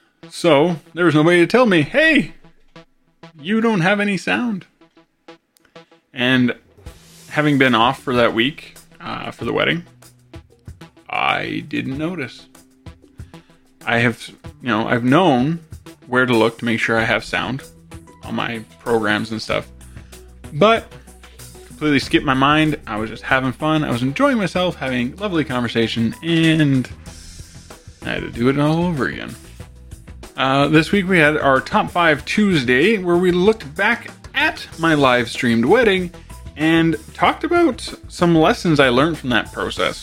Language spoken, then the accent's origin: English; Canada; my fellow Canadians